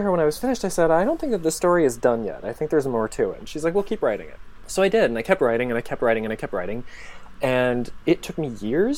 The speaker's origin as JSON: {"language": "English", "region": "Michigan", "country": "United States", "tie": "born or raised there", "also_born_or_lived": "Los Angeles / Finland", "moved": "yes", "lives_now": "Chicago, United States", "said": "I grew up in Michigan."}